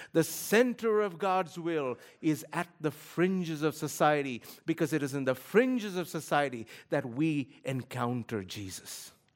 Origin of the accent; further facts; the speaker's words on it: Kolkata, West Bengal, India; moved away; I grew up in a city of sixteen million people. Kolkata, India